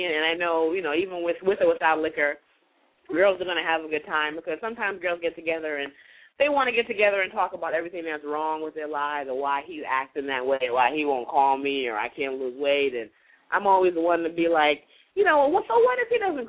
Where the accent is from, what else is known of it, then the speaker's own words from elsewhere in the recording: New York City, New York, United States; moved away; I am from the Bronx originally, and while I am a classy chick, the Bronx chick comes out